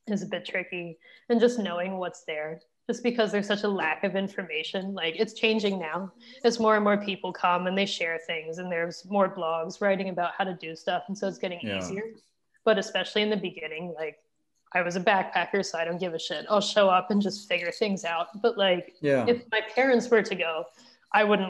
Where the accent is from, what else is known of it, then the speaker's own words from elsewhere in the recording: United States; now in Pakistan; I'm from America